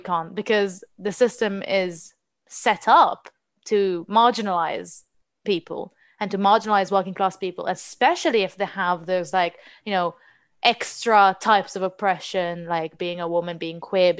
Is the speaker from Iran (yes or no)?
no; Israel; English is a second language; now in England; when I moved to England from Israel, the first time I went to Pride, I was shocked because you can't actually march.